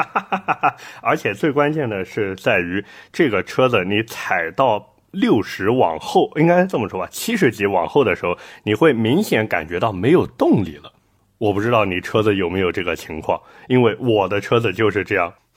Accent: Nanjing, Jiangsu, China; 我们南京这边啊嗯。真的是学驾照成了一股风潮

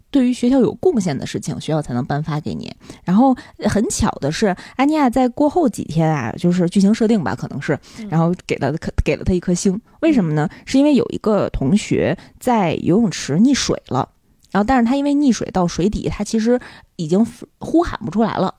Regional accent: Beijing, China; 作为一个北京人。你有没有觉得自己特别有优越感？

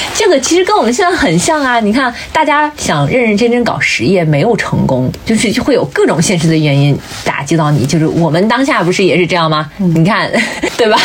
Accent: northern China, China; 我们北方，特别是像我们老家

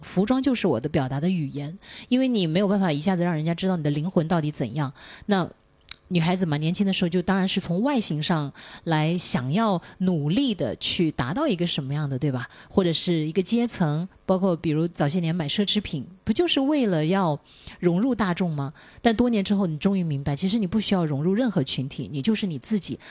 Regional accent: Shenzhen, Guangdong, China; 家就是好像我们深圳人最后的一个堡垒

